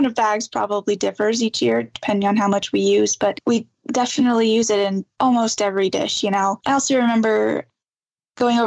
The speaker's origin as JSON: {"language": "English", "town": "Las Cruces", "region": "New Mexico", "country": "United States", "tie": "born or raised there", "said": "I'm born and raised in Cruces"}